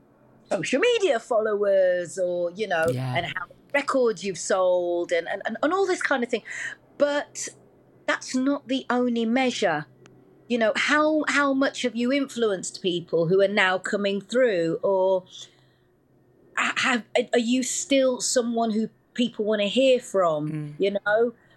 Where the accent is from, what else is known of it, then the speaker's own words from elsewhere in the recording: Wolverhampton, West Midlands, United Kingdom; Yeah, I was just … from Wolverhampton.